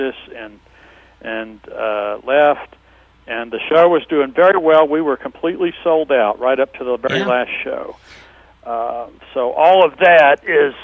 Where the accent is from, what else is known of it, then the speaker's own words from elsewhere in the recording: Louisville, Kentucky, United States; now in Las Vegas, United States; we went to my hometown, Louisville, Kentucky.